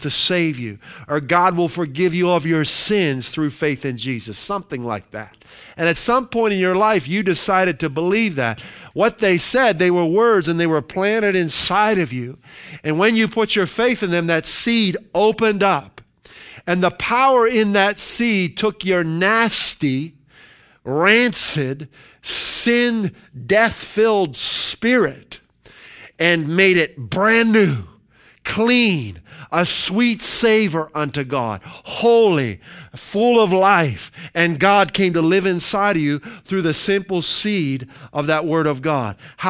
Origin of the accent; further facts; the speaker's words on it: Pennsylvania, United States; And we're originally from Western Pennsylvania, and there's a lot of farms in Pennsylvania.